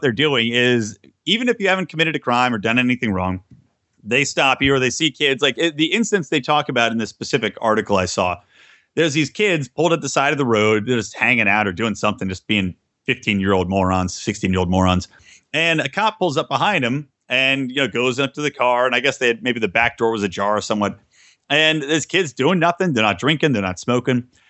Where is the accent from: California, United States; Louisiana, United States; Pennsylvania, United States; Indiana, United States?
Pennsylvania, United States; Yardley; I grew up in Bucks County, Pennsylvania